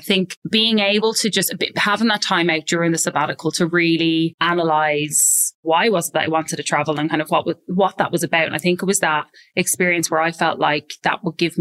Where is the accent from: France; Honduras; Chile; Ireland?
Ireland; moved away as an adult; also born or lived in London; now in Sydney, Australia; I'm obviously Irish